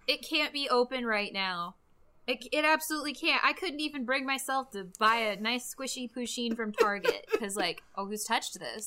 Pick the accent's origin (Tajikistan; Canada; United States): United States; Grand Rapids, Michigan; we're both from Grand Rapids